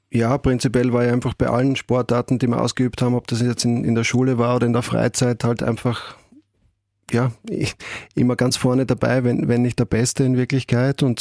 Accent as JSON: {"language": "German", "town": "Graz", "region": "Styria", "country": "Austria", "tie": "born or raised there", "said": "Also aufgewachsen bin ich ähm, in Eckenberg, bin dort auch Kindergarten gegangen, erste Klasse Volksschul"}